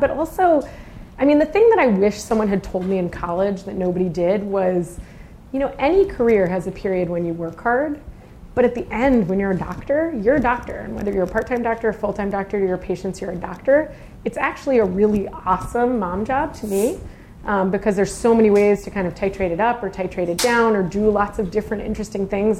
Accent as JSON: {"language": "English", "town": "Boston", "region": "Massachusetts", "country": "United States", "tie": "born or raised there", "also_born_or_lived": "Nashua, New Hampshire", "moved": "as an adult", "lives_now": "San Francisco, United States", "said": "we then moved to Massachusetts when I was nine, and I spent my whole growing up saying I was not from there. I was from New Hampshire, but then I spent about 30 years there, so I guess now I'm really from Boston."}